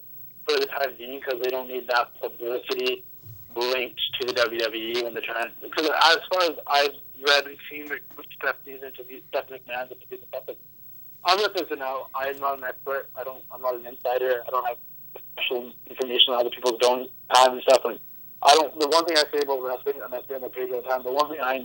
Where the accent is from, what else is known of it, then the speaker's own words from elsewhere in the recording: Vancouver, British Columbia, Canada; I'm East Indian. My family's from... My parents are from Punjab and England and stuff, and I'm Canadian born and everything